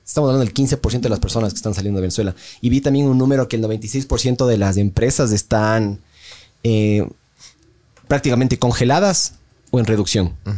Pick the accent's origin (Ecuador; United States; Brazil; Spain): Ecuador; nosotros como ecuatorianos